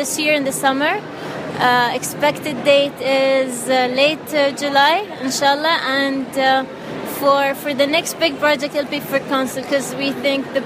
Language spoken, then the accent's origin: English; Al Ain, Abu Dhabi, United Arab Emirates; I'm from Al Ain, Abu Dhabi.